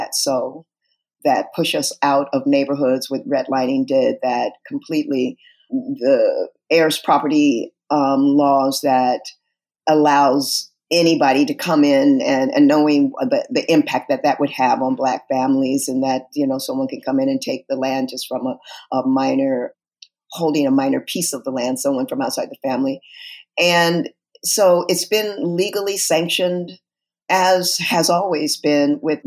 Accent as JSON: {"language": "English", "region": "Southern California", "country": "United States", "tie": "born or raised there", "said": "I'm from Southern California, raised in a very loving family"}